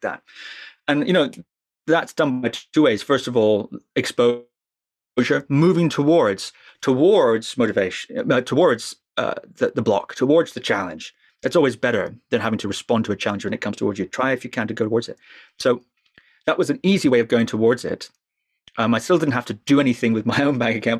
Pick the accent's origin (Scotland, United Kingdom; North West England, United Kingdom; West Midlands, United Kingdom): Scotland, United Kingdom; I'm from Scotland